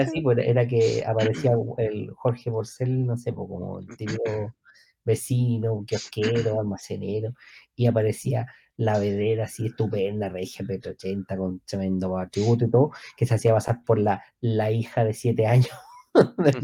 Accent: Chile; como soy chileno

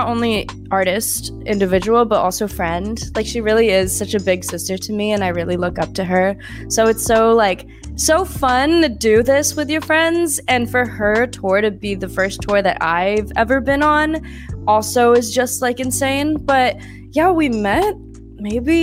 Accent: Bay Area, California, United States; now in Los Angeles, United States; both of us being Asian American and being from the Bay Area

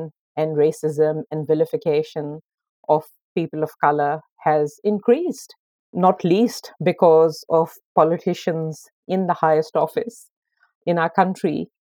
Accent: Lahore, Punjab, Pakistan; moved away as an adult; also born or lived in Sydney, Australia; now in Australia; Growing up in Pakistan

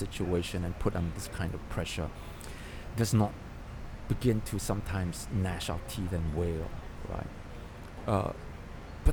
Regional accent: Singapore; we are Singaporeans. We were born and bred in Singapore.

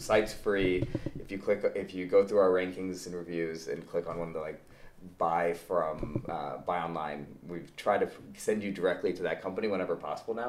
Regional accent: St. Louis, Missouri, United States; moved away as an adult; also born or lived in Michigan; born and raised in St. Louis, Missouri.

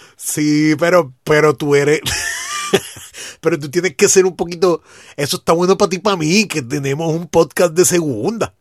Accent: Puerto Rico; nosotros como boricua

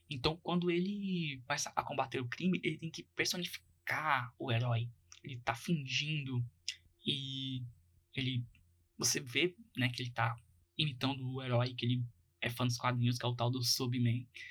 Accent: Goiás, Brazil; eu que sou goiano

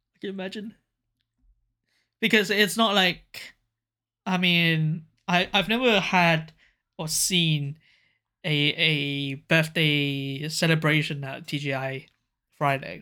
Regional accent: Hong Kong; now in Japan; I was from Hong Kong

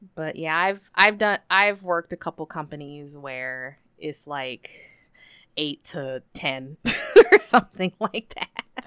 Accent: United States; moved away as an adult; also born or lived in Nobeoka, Miyazaki, Japan / Yamanashi, Japan / Chiba, Japan / Saitama, Japan; I was working in Kyushu, then I went back to the States

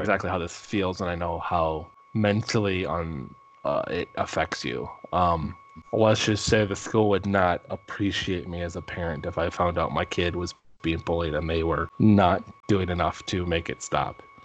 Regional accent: Minnesota, United States; I am from Minnesota. We say pop. duck, duck, gray duck

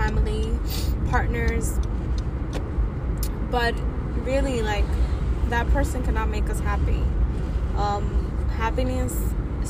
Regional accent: New York City, New York, United States; I'm a young, proud, first-generation Latina, born and raised in Washington Heights.

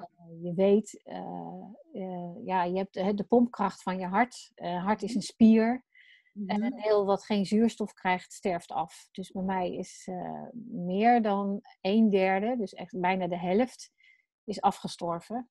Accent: Wateringen, South Holland, Netherlands; Ik, eh, woon in, eh, Wateringen. Dat is tegen Den Haag aan. Daar ben ik, eh, opgegroeid.

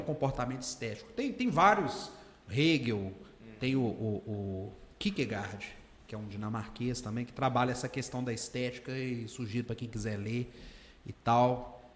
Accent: Governador Valadares, Minas Gerais, Brazil; Eu cresci ali no Nova JK, Pérola, Santa Rita, Vila Ricas

